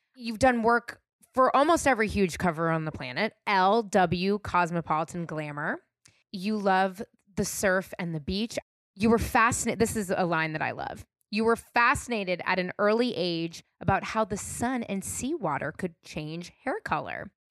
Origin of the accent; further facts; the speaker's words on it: California, United States; I'm born and raised in California